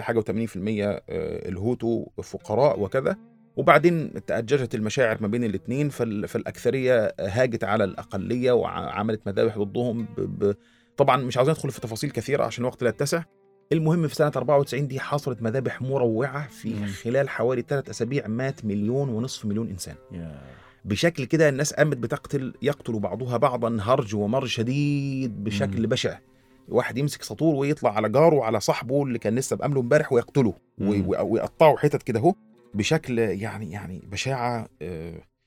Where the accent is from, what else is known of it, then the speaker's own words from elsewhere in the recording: Egypt; عندنا في مصر في مسلمين واقباط